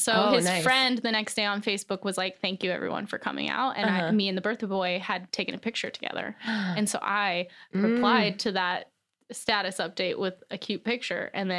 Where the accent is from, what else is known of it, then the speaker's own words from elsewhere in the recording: Cheyenne, Wyoming, United States; born there; also born or lived in Korea / North Dakota / Germany; now in Los Angeles, United States; So I was born in Cheyenne, Wyoming, moved to Korea, I think a couple times, North Dakota, Germany, and then back to Wyoming.